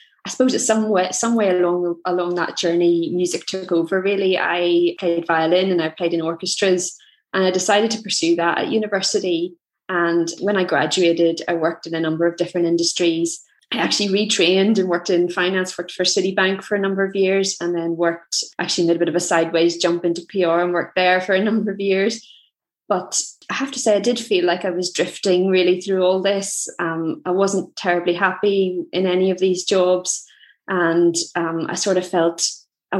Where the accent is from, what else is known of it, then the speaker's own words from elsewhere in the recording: Belfast, Northern Ireland, United Kingdom; I'm from Belfast